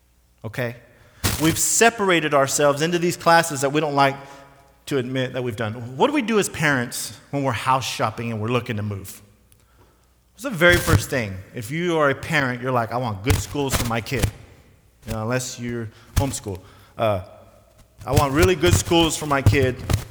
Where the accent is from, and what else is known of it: United States